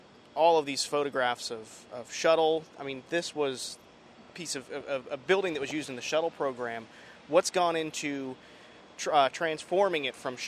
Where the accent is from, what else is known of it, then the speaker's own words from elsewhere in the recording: Florida, United States; I grew up here in Florida, even went to space camp here back in the 90s.